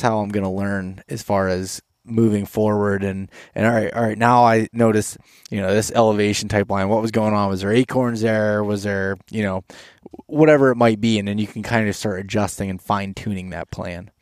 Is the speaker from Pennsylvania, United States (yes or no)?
yes; Pennsylvania, United States; I'm from Pennsylvania